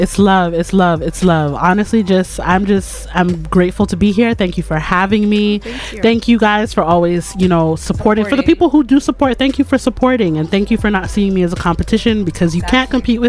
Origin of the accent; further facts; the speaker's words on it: Toronto, Ontario, Canada; Every time I leave here, people are like, oh, where are you from? Toronto?